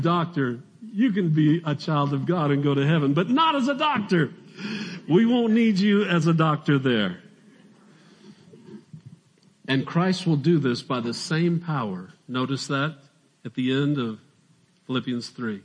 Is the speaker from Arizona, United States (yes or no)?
yes; Arizona, United States; I'm from Arizona